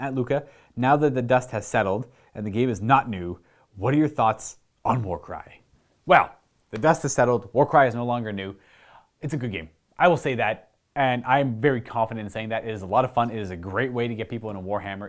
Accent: Canada; Being Canadian

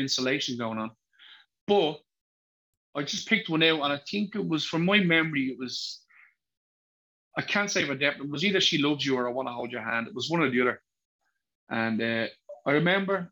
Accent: Dublin, Leinster, Ireland; accent: thick Dublin; where I was born, which is Drimnagh

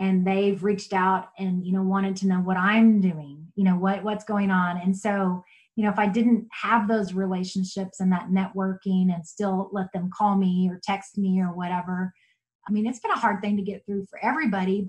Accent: Texas, United States; moved away as an adult; also born or lived in Oklahoma; now in Yukon, United States; I grew up in Texas, but I came to Oklahoma to go to undergrad.

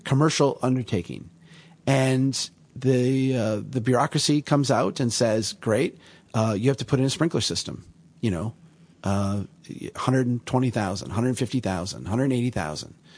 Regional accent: Minnesota, United States; I'm from Minnesota

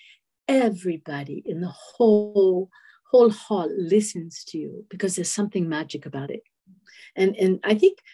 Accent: Boston, Massachusetts, United States; I was from Boston

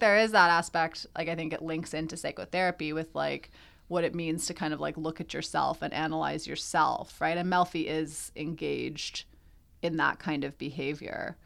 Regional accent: Canada; We're Canadian

